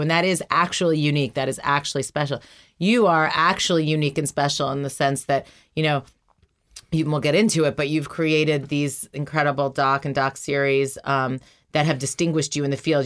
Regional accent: New York, United States; I grew up in New York

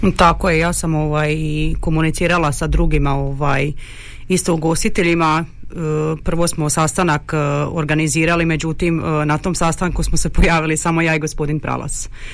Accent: Đakovo, Osijek-Baranja County, Croatia; mi smo Slavoni, ali mi Đakovo grad koda je odvojen od tog svijeta

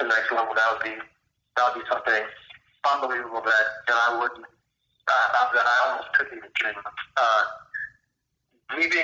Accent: St. Louis, Missouri, United States; growing up around St. Louis

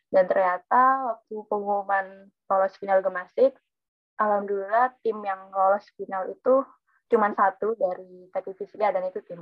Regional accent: Probolinggo, East Java, Indonesia; Aku dari, asalku dari Probolinggo dan aku teknik fisika angkatan 2019.

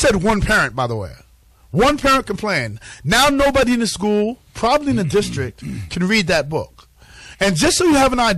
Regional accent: New York City, New York, United States; I grew up in New York City where everything is available

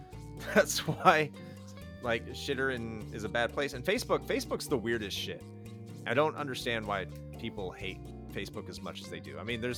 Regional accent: the North, United States; moved away; I grew up in the North

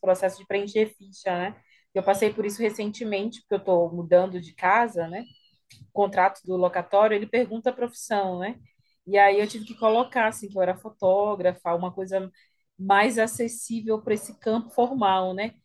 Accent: São Luís, Maranhão, Brazil; eu tenho 31 anos, é, sou de São Luís, moro aqui

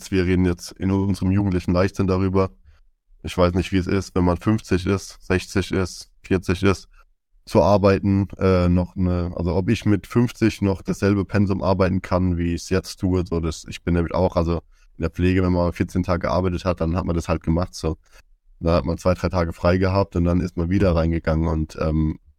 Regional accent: Zweibrücken, Rhineland-Palatinate, Germany; bei uns in Zweibrücken

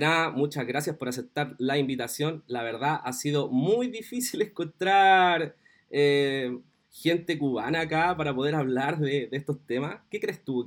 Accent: Chile

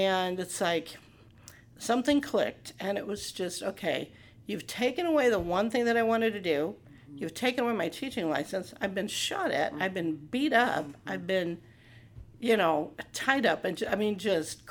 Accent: Morton, Illinois, United States; also born or lived in St. Louis; this is home. I'm from Morton. This is home

